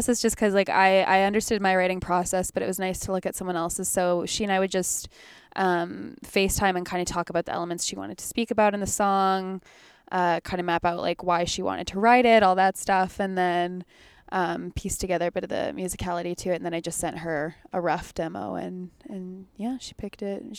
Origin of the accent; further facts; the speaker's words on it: Winnipeg, Manitoba, Canada; he was someone I used to listen to all the time when I was like growing up in Winnipeg.